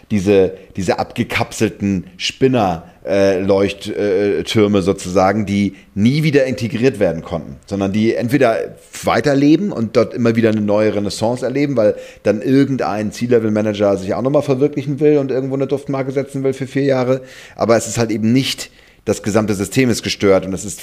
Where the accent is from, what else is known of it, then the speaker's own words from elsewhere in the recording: Germany; Das kann man sich ja gar nicht vorstellen als, als Deutsche.